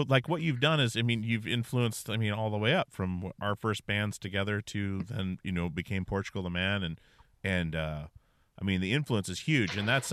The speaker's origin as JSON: {"language": "English", "town": "Wasilla", "region": "Alaska", "country": "United States", "said": "we're from Alaska"}